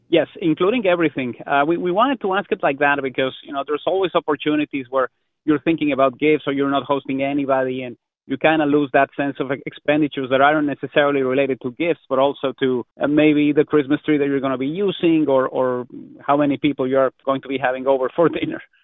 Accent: Mexico; now in Canada; growing up in Mexico

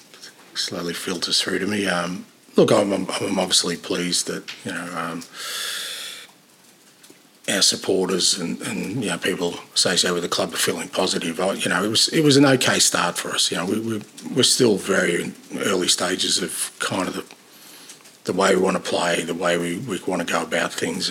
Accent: Australia; moved away as an adult; now in United Kingdom

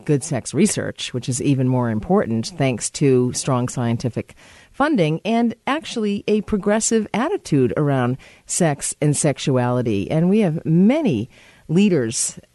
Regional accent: United States; now in Canada; I'm American

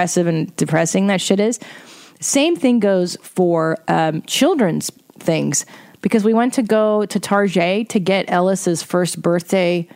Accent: Windsor, Ontario, Canada; moved away; I was born in Canada, Windsor, Ontario, proud Windsor native.

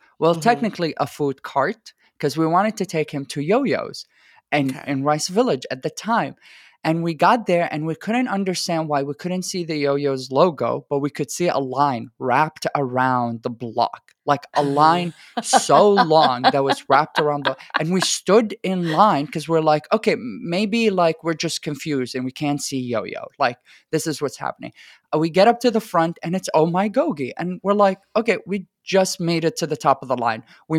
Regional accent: Iraq; English is a second language; now in Houston, United States; I am originally from Iraq. My family is entirely from Iraq, And it is, even in other parts of the Middle East, it is very hard to find places that make Iraqi food.

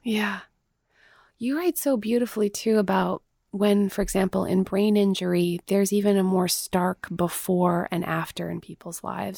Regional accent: Manitoba, Canada; I'm from Mennonite world in the plains of Manitoba.

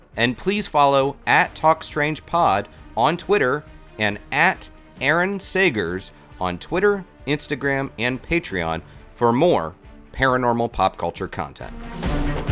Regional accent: Orlando, Florida, United States; I grew up in Orlando

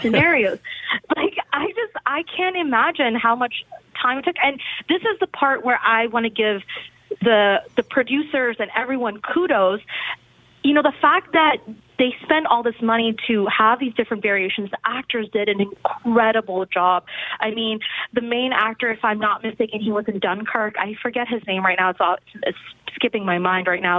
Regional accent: India; I'm Indian. I'm Indian

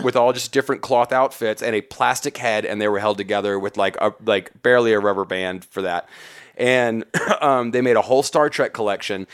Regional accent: Huntsville, Alabama, United States; also born or lived in Atlanta; my hometown, Huntsville, Alabama

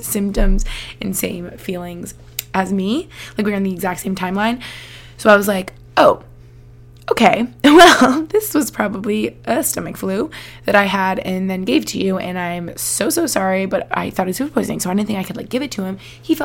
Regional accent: Albany, New York, United States; moved away; I spent some time in Albany, New York. Shout out my hometown where I grew up with my fam

